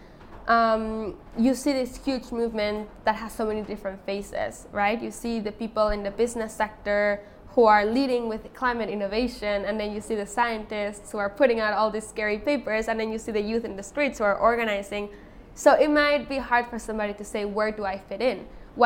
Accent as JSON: {"language": "English", "region": "Otomi Toltec community in central Mexico", "country": "Mexico", "said": "I am from the Otomi Toltec community in central Mexico"}